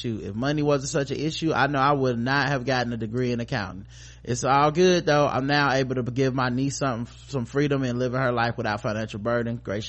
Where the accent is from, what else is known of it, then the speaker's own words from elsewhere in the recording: Arkansas, United States; I'm 27 years old. I grew up in Arkansas, and my parents sacrificed a lot to put me and my siblings in private, mostly white Christian school.